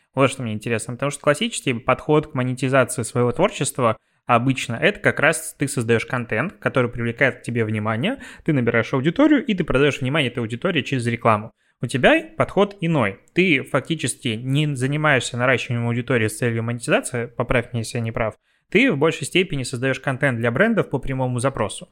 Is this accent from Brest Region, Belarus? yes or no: yes; Pinsk, Brest Region, Belarus; я из Пинска